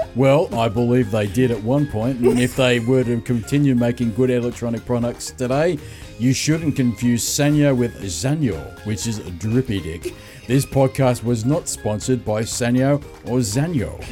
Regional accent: Sydney, New South Wales, Australia; I'm from Sydney

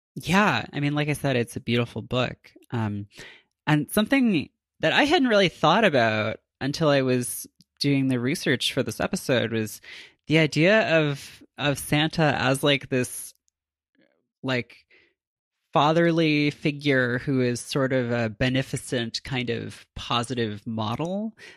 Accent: Canada; as a Canadian myself

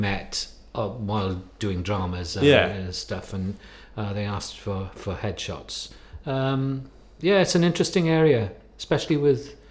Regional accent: Pembrokeshire, Wales, United Kingdom; I'm from Pembrokeshire, so but I kind of know that, and I live there now

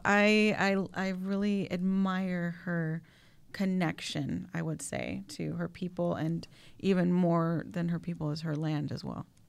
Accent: Chicago, Illinois, United States; Yes, I'm a Latina, but even maybe before I'm a Latina, I'm a Chicagoan, like, through and through

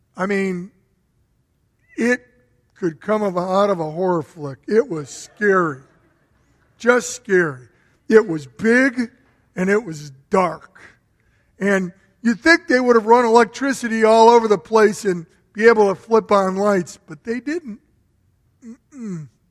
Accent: Berwyn, Illinois, United States; also born or lived in Chicago; I grew up in a very old home. It was 100 years old back in the 50s, so it was built around 1850. And I remember when we moved from Chicago to Berwyn

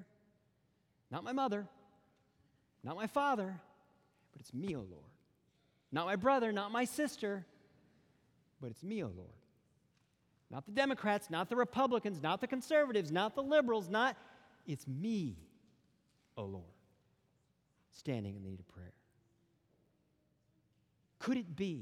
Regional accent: Western North Carolina, United States; I grew up in Western North Carolina.

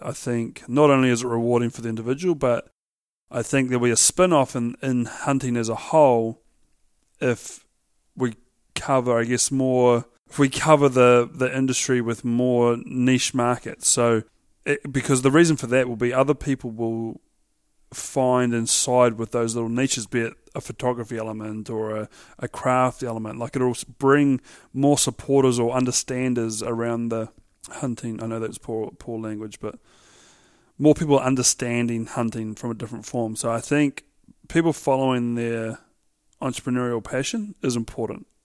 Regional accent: Central Otago, New Zealand; I grew up in Alak, so for those that don't know, Alaks and Cromwell are Central, Central Otago

